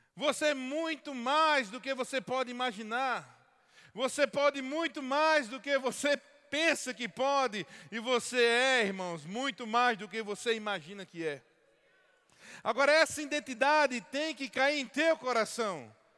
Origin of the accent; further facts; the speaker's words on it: Paraíba, Brazil; como um bom paraibano